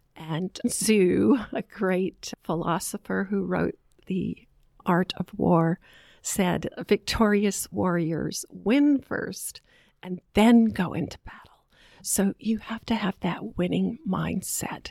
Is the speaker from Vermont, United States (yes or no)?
yes; Vermont, United States; moved away as an adult; also born or lived in Boston, Massachusetts; now in Charlotte, United States; I grew up in Vermont, Bucolic State